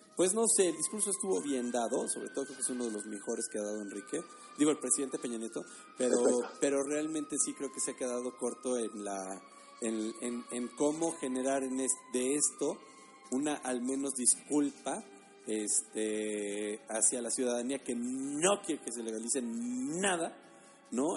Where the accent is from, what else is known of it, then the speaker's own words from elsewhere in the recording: Mexico; como mexicanos